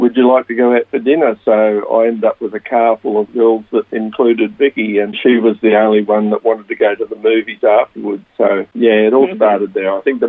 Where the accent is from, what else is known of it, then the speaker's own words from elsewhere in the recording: Gympie, Queensland, Australia; now in Sunshine Coast, Australia; I was born in Gympie, Queensland. My parents were dairy farmers and also small crops farmers. And so I grew up on a farm and enjoyed that experience.